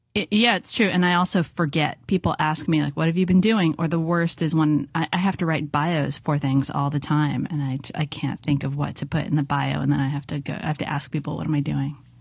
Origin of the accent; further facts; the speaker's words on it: Los Angeles, California, United States; now in San Francisco, United States; growing up in Los Angeles